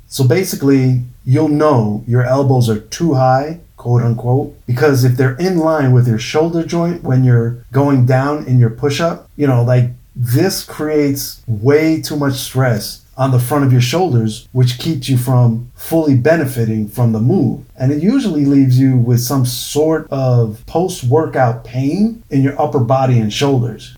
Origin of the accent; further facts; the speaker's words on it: New York, United States; experiences growing up in New York